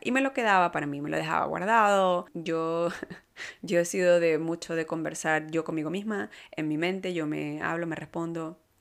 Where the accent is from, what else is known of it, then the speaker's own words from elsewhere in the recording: Venezuela; moved away as an adult; now in Canada; yo soy de Venezuela y más latina no puedo ser. Eh, sin embargo, tengo nueve años ya aquí en Canadá